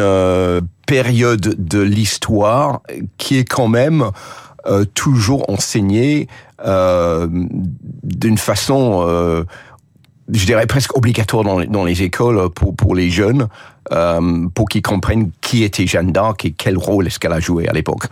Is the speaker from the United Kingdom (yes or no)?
yes; United Kingdom; French is a second language; moved away as an adult; now in France; je suis d'origine anglaise, j'ai grandi en Grande-Bretagne, comme vous entendez par mon accent